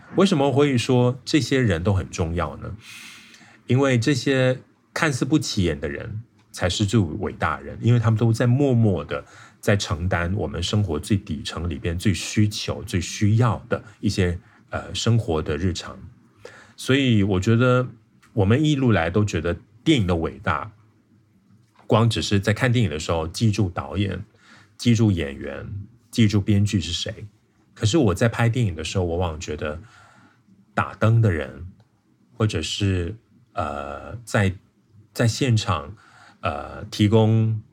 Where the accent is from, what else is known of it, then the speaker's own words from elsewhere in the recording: Malaysia; moved away; 我从小就在一个比较偏乡的地方长大，我算是，嗯，边界的人